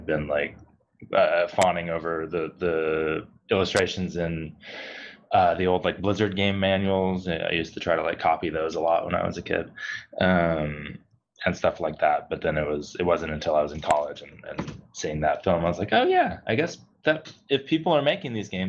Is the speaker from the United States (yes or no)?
yes; Eastern Washington, United States; also born or lived in Seattle; So I grew up in Eastern Washington, came up to Seattle for school